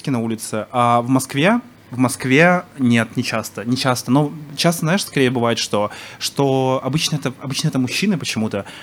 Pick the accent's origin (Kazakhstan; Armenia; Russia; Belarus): Kazakhstan; Я говорю, я казах.